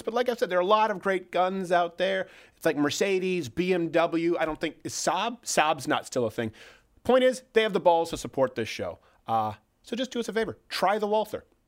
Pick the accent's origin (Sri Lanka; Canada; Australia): Canada; now in United States; I'm from Canada.